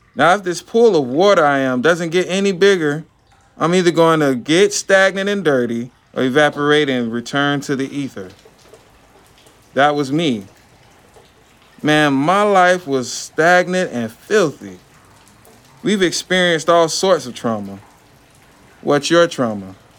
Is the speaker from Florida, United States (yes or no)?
yes; Lakeland, Florida, United States; also born or lived in Bartow, Florida; am from Lakeland, Polk County, Central Florida. Born in Bartow, raised in Lakeland